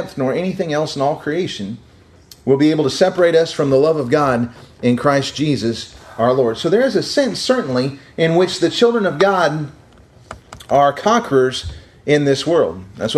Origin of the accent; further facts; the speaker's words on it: Missouri, United States; I was from Missouri